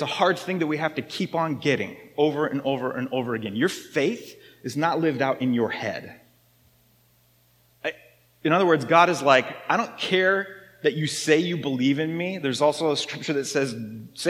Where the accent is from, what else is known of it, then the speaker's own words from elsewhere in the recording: United States; I'm American